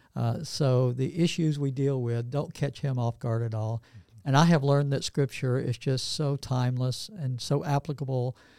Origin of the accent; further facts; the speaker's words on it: Northeast Georgia, United States; also born or lived in Atlanta, Georgia; I grew up in Northeast Georgia